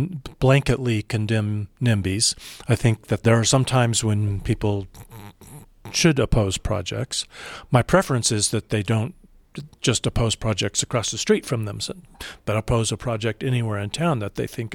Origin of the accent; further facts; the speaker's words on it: Colorado Springs, Colorado, United States; also born or lived in Dallas, Texas; I moved back here to my hometown from Dallas, Texas, because it was insane. You spent your life on the freeway, and people were shooting each other on the freeway. I did not move to Denver. I chose to move to Colorado Springs.